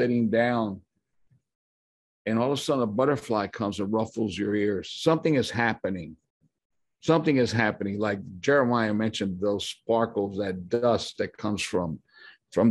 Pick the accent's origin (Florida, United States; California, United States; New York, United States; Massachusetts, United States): Florida, United States; Tampa; moved away as an adult; now in Dominican Republic; I was born and raised in Tampa, Florida